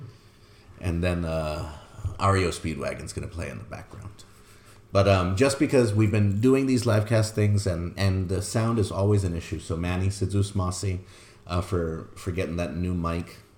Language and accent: English; Guam; I was born on Guam